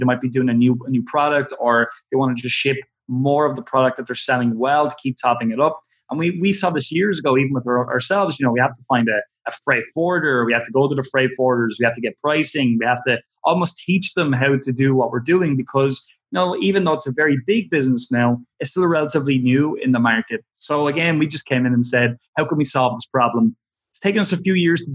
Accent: Ireland; we're from Ireland, you know, a little town where nobody's heard of anything like ClickFunnels

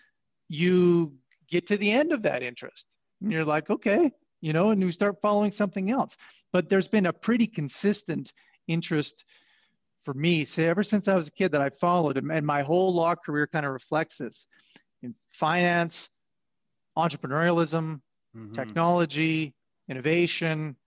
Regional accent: Southern Alberta, Canada; I grew up in Southern Alberta

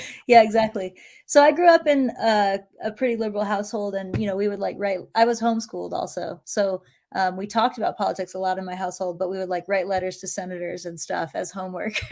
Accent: Appalachia in central Virginia, United States; I was raised in Appalachia in central Virginia.

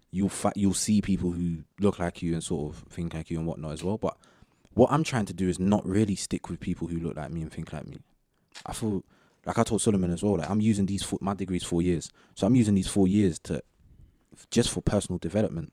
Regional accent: Southall, London, United Kingdom; pretty much grew up in the same area

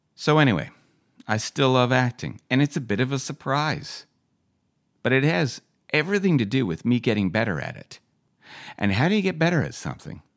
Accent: West Vancouver, British Columbia, Canada; also born or lived in Calgary; Growing up in West Vancouver, just try not to get the shit beaten out of me at school

